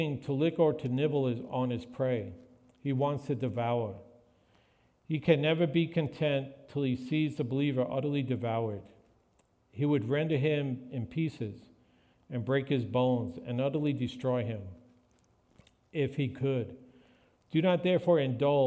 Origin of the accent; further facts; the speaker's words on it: New York, United States; When I was growing up in New York